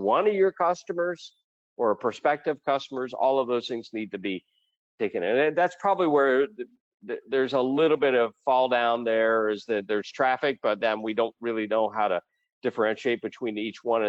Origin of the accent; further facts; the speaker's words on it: Ohio, United States; now in Puerto Rico; I'm from Ohio originally, but I spend most of my time now in Puerto Rico